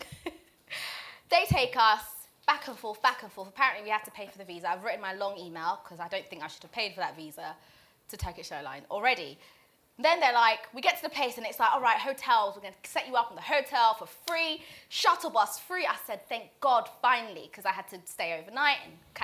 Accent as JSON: {"language": "English", "region": "Zanzibar", "country": "Tanzania", "second_language": "English", "moved": "yes", "lives_now": "England, United Kingdom", "said": "Everywhere else, I'm Zanzibari"}